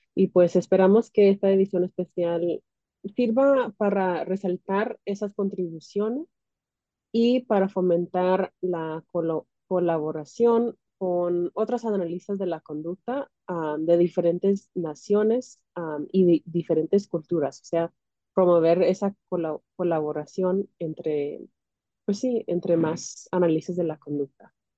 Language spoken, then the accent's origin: Spanish; California, United States; now in Illinois, United States; nací en los Estados Unidos, en California, pero mis papás son de Centroamérica, mi mamá es de Guatemala y mi papá es de El Salvador